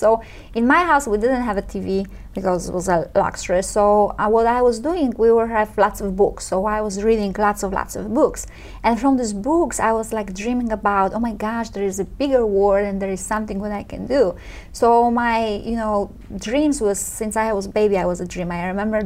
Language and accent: English; Poland; English is a second language; moved away as an adult; also born or lived in Chicago; now in United States; I grew up in Poland, Eastern Europe. I grew up in the middle of the country, in the middle of nowhere, on a very, very poor Polish farm.